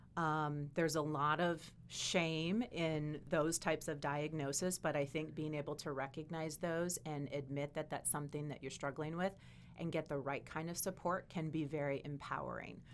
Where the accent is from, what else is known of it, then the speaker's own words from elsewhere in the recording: Wisconsin, United States; I'm from Wisconsin